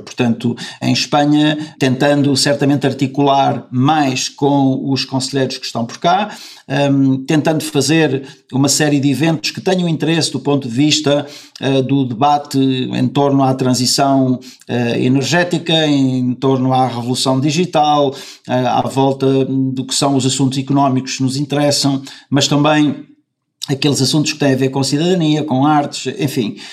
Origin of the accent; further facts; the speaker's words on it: Caminha, Norte, Portugal; now in Spain; eu nasci em Caminha e que eu sou do, que eu sou do Norte e que eu sou de Caminha